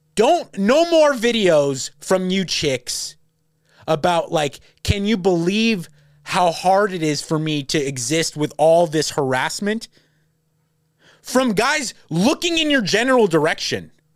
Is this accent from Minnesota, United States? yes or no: no; Los Angeles, California, United States; I'm from LA.